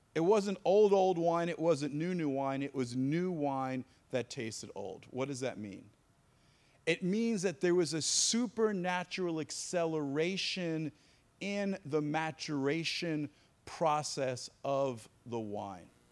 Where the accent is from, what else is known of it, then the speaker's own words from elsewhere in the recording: East Coast, United States; moved away as an adult; also born or lived in North Carolina; I grew up on the East Coast